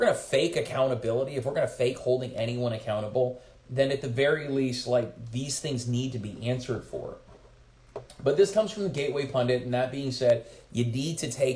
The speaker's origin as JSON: {"language": "English", "country": "United States", "said": "as an American"}